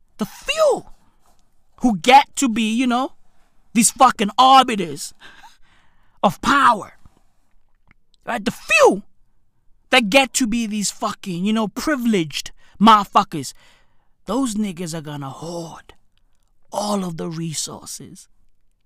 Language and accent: English; South Africa; I grew up in a township. I grew up in a third world country. I grew up in South Africa.